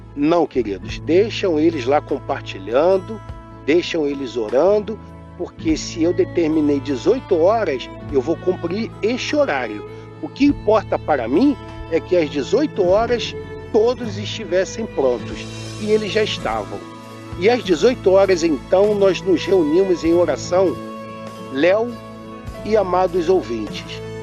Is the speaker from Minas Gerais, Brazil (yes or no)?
no; Rio de Janeiro, Brazil; Nós somos oriundos do estado do Rio de Janeiro.